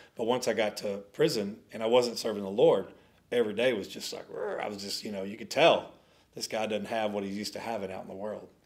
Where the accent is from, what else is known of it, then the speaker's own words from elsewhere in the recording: Dallas, Texas, United States; We grew up in South Dallas.